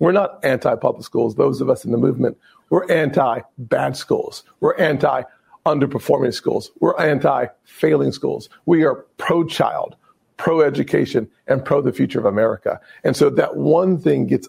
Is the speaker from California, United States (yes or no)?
no; South Carolina, United States; my home state of South Carolina